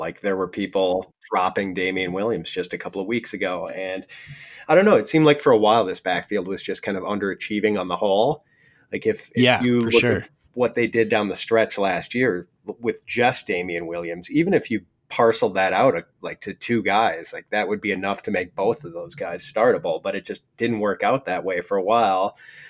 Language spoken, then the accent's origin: English; Ireland; because I'm Irish, I'm constantly getting bottles of Jameson as gifts